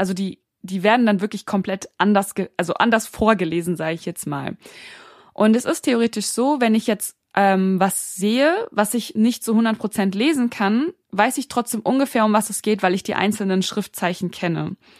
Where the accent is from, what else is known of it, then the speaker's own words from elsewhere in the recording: Frankfurt, Hesse, Germany; moved away as an adult; now in Berlin, Germany; Also ich bin in Deutschland beziehungsweise in Frankfurt geboren, ähm, bin dort auch aufgewachsen